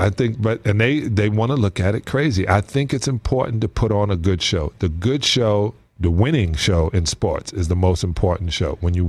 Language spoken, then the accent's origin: English; New York, United States; Yeah, I'm from New York.